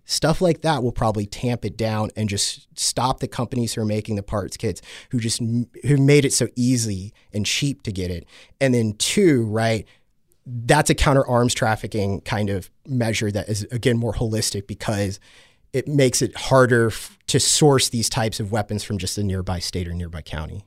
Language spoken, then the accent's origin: English; Texas, United States; I come from Texas, right, where guns are just super normalized there